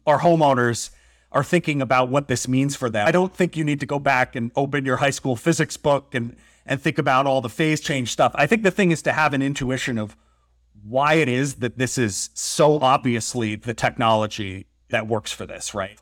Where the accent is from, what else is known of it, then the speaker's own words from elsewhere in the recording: Massachusetts, United States; moved away; I grew up in the Northeast. I grew up in New England in Massachusetts, and the house I grew up